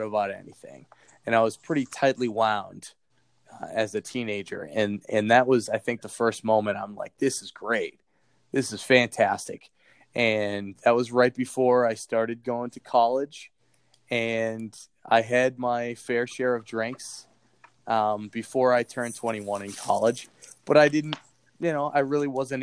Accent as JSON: {"language": "English", "town": "Boston", "region": "Massachusetts", "country": "United States", "tie": "born or raised there", "also_born_or_lived": "Iowa", "accent": "thick Boston", "moved": "as an adult", "said": "I had a really thick Boston accent at the time"}